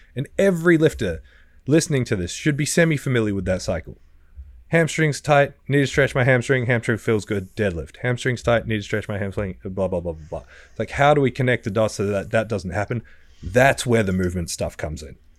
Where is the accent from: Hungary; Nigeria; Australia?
Australia; I was from Australia